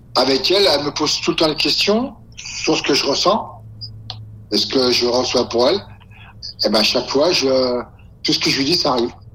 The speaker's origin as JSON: {"language": "French", "country": "France", "said": "chez nous, en France"}